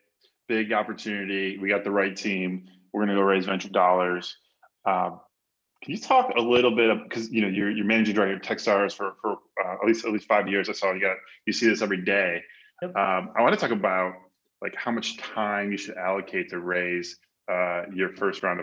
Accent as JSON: {"language": "English", "region": "Midwest", "country": "United States", "said": "I'm from the Midwest as well"}